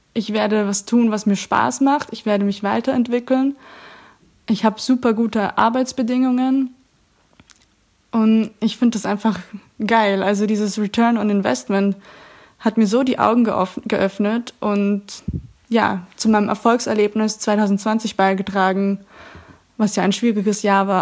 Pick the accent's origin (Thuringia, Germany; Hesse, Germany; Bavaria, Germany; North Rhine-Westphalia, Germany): Bavaria, Germany; Augsburg; moved away as an adult; now in Netherlands; Ich komme ursprünglich aus Augsburg und wohne seit Juni 2019 in den Niederlanden